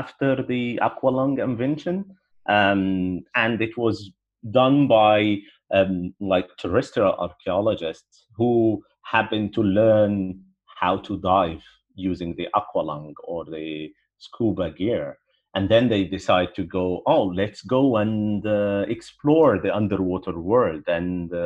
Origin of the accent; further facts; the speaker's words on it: Alexandria, Alexandria Governorate, Egypt; growing up in Alexandria, for example, or in Egypt in general